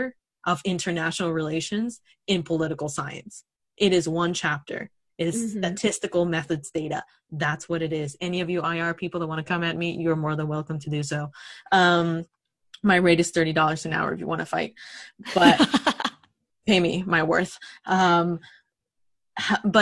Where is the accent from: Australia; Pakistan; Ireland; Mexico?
Mexico; moved away; I grew up in Mexico